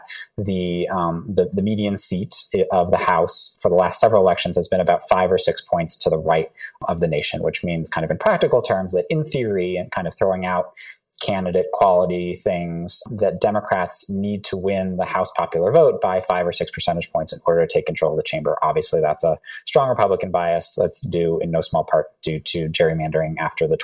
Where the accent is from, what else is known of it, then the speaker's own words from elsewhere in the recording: Massachusetts, United States; working for the Commonwealth of Massachusetts, my home state